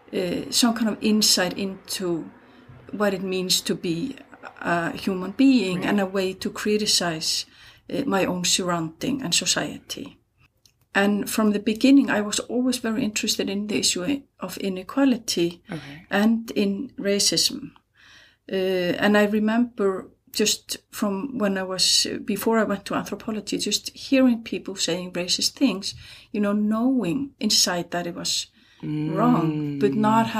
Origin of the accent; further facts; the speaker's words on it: Hafnarfjörður, Capital Region, Iceland; I'm from Iceland. I'm born in 68 and grew up here in a town called Hafnarfjörður